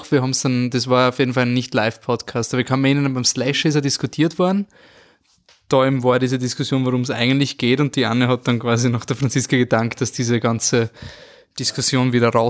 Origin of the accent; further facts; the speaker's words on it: Austria